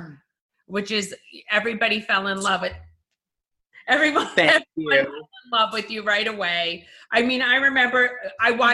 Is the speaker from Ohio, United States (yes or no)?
no; New York, New Jersey / Westchester, United States; I was born in New Jersey, was raised in New York in Westchester, and then came back to Jersey